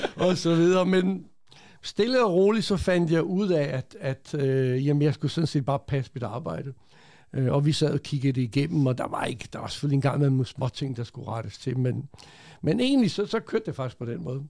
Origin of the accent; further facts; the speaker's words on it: Denmark; also born or lived in Croatia; jeg er født i Kroatien for mange, mange år siden. Ja. Kom til Danmark som 9-årig, øh, og så opvokset i Danmark